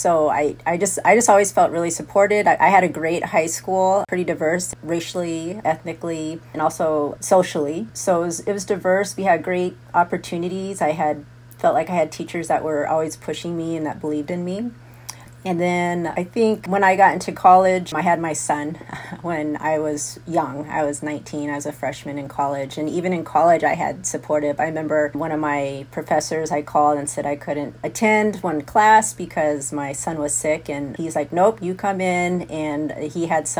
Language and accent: English; Tucson, Arizona, United States; moved away as an adult; I grew up in Tucson, Arizona.